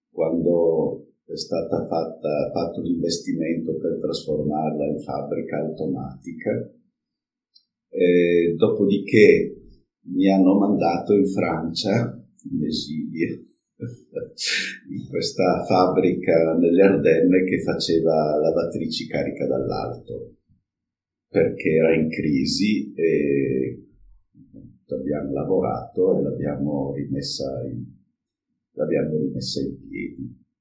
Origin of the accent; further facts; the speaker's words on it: Friuli-Venezia Giulia, Italy; born there; Io sono nato vicino a Pordenone, in Friuli, e poi, dopo aver fatto il militare, sono andato a lavorare in Zanussi.